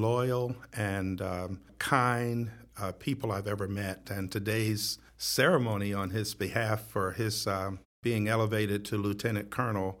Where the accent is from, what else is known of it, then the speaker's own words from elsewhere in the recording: Detroit, Michigan, United States; moved away as an adult; also born or lived in Pasadena, California; I was born and raised in Detroit, Michigan